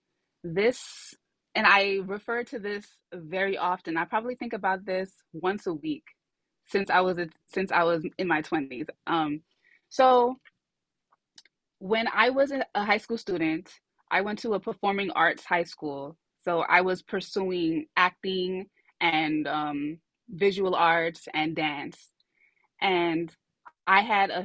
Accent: New York City, New York, United States; I grew up in Brooklyn, New York.

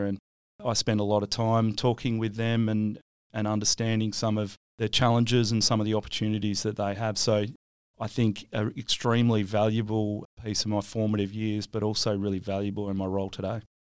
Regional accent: Williams, Western Australia, Australia; where I grew up in Williams

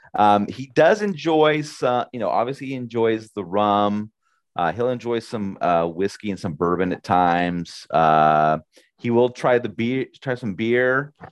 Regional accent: United States; I'm an American

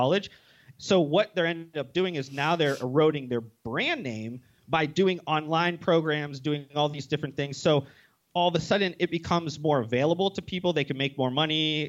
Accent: Ohio, United States; moved away as an adult; also born or lived in Las Vegas; I moved from Ohio to Las Vegas.

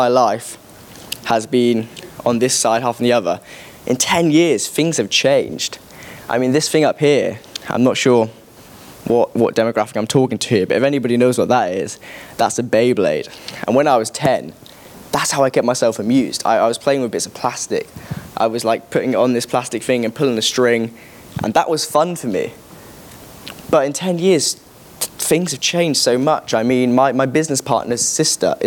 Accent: Corby, East Midlands, United Kingdom; my hometown called Corby Magazine

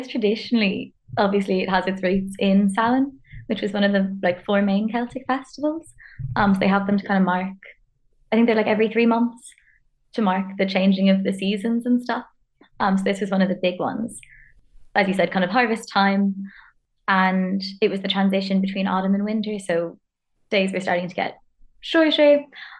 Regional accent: Hong Kong; now in Ireland; I'm a friend of Shannon's from her master's. I am Irish, but I didn't grow up here. I grew up in Hong Kong

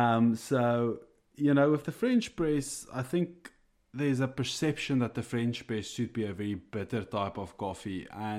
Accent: South Africa; first language Afrikaans; English is a second language; now in Ireland; For all those out there, I am an Afrikaans guy. So this is definitely not my my first language, but I here in Ireland, I have adjusted a bit.

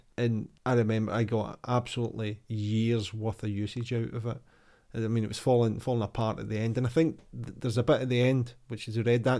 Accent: Glasgow, Scotland, United Kingdom; growing up in Glasgow

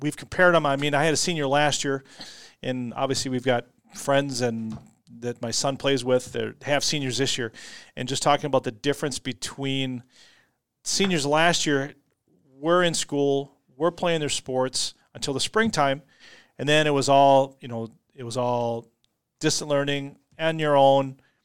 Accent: Austin, Minnesota, United States; I grew up in Austin

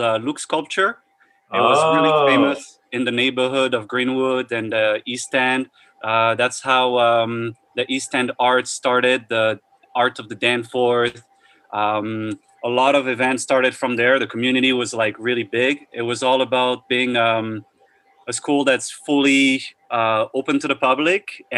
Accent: Paris, Île-de-France, France; also born or lived in Brittany / Montreal; now in Toronto, Canada; I was raised and born in Paris

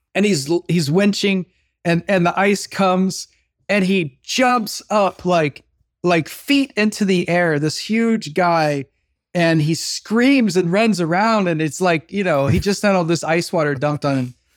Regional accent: Midwest, United States; now in Los Angeles, United States; grew up in the Midwest

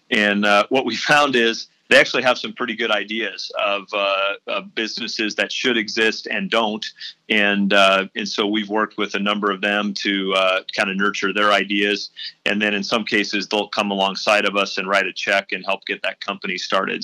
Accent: St. Louis, Missouri, United States; moved away as an adult; also born or lived in Oxford, Ohio; now in Indianapolis, United States; I was born and raised in St. Louis

